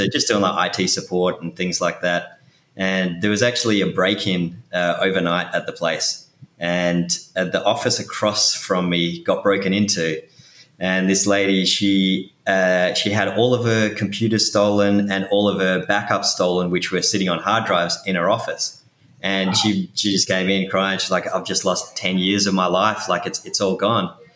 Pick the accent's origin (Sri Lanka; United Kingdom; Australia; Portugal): Australia; Perth, Western Australia; accent: Australian; moved away as an adult; now in New York City, United States; I'm originally from Perth in Western Australia.